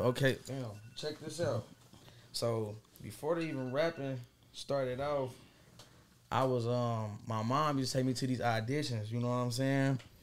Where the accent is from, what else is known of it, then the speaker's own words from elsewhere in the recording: Dayton, Ohio, United States; I'm coming from Dayton, Ohio, you know, west side, west side of Dayton